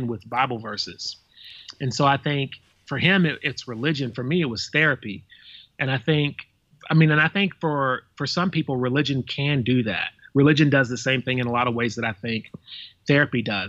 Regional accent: the South, United States; I'm from the South

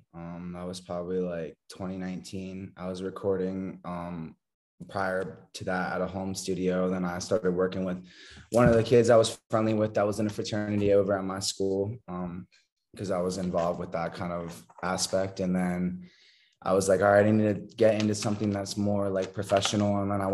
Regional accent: Montana, United States; born there; I was actually born. I was born in Montana. That's where my parents met at school.

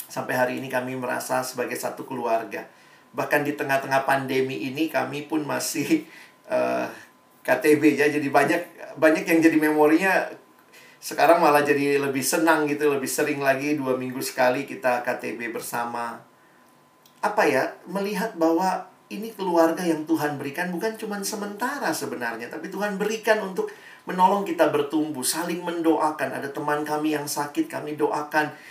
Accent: Makassar, South Sulawesi, Indonesia; moved away as an adult; Saya kuliah saya dari Makassar, saya nikmati SMA di Makassar, saya punya kelompok kecil di Makassar. Ketika saya pergi kuliah ke Jakarta, ke Depok

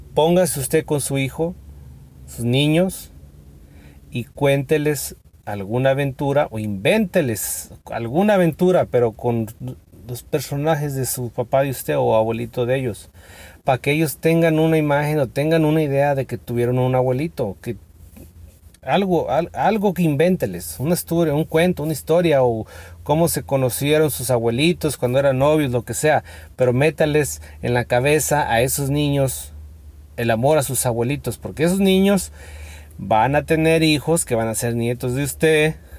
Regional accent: Mexico; aquí en México, yo que soy de México

